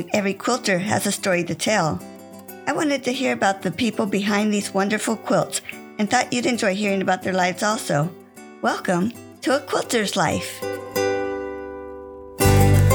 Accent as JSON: {"language": "English", "town": "Santa Rosa", "region": "California", "country": "United States", "tie": "born or raised there", "moved": "yes", "said": "my hometown of Santa Rosa, California"}